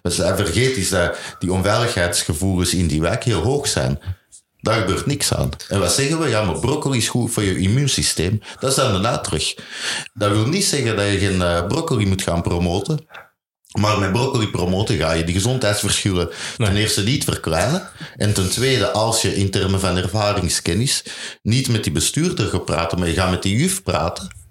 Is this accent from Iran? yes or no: no; Belgium; ik ben Belg